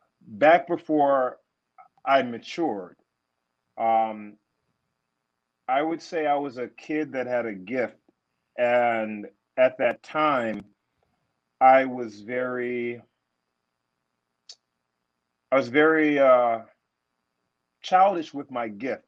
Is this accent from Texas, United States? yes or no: no; Detroit, Michigan, United States; moved away as an adult; now in New York, United States; I grew up in Detroit